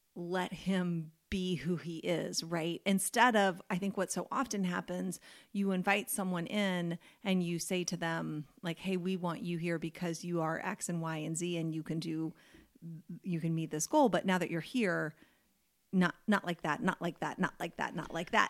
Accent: United States; as an American

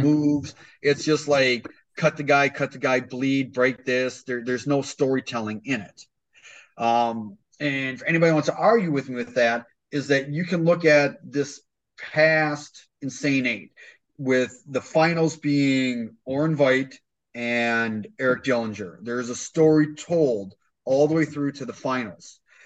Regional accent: East Troy, Wisconsin, United States; I went to East Troy

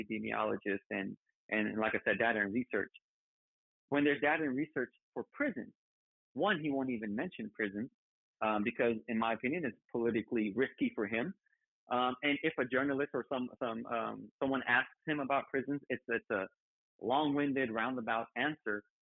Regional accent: California, United States; I still wasn't a Californian

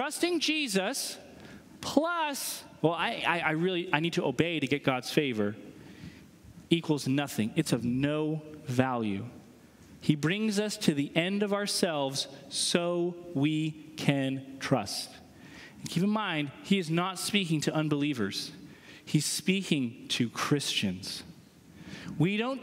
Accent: New Hampshire, United States; moved away; I'm from New Hampshire

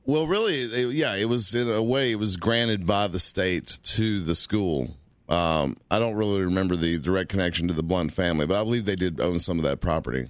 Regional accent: Bristol, Tennessee, United States; I was born in Bristol on the Tennessee side.

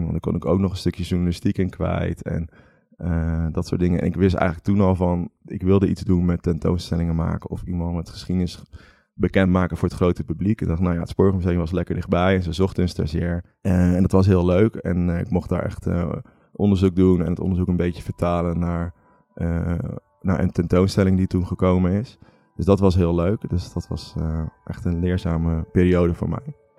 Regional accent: Veluwe, Gelderland, Netherlands; moved away; also born or lived in Utrecht; ik kom van de Veluwe, uit een heel klein dorpje

